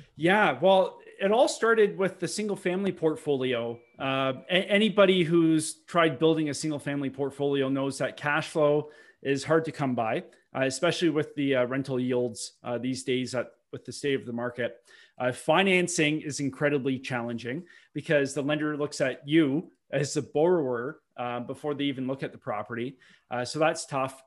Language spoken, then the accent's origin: English; Milton, Ontario, Canada; I grew up in Milton, Ontario, which is just forty minutes west of, uh, Toronto